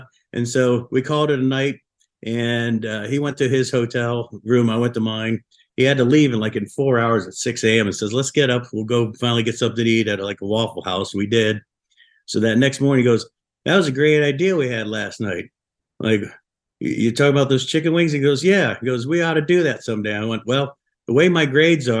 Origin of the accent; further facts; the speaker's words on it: Buffalo, New York, United States; moved away; growing up in Buffalo